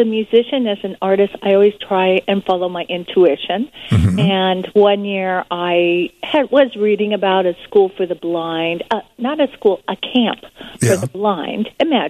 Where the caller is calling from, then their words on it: California, United States; I'm calling from California.